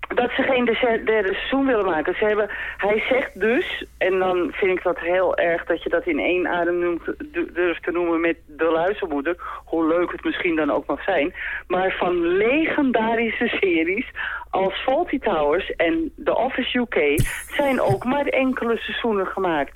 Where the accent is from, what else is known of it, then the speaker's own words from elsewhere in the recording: Amsterdam, North Holland, Netherlands; ik kom uit Amsterdam en zij dus ook